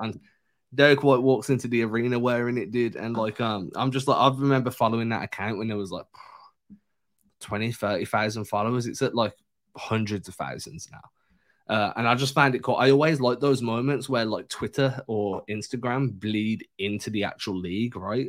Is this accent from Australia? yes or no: no; England, United Kingdom; I'm English